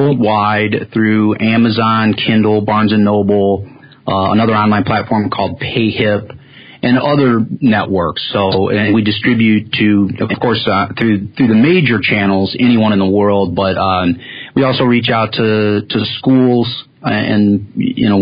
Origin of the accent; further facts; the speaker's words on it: Cleveland, Ohio, United States; now it's neat to be a Clevelander